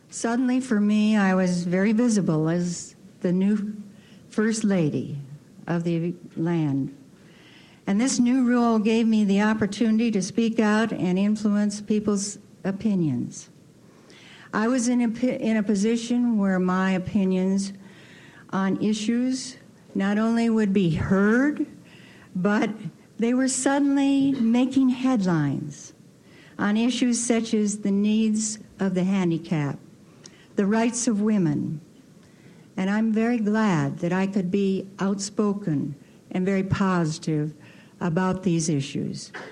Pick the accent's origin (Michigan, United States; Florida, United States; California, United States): Michigan, United States; Grand Rapids; it eventually led for me to go back to my hometown, Grand Rapids, Michigan.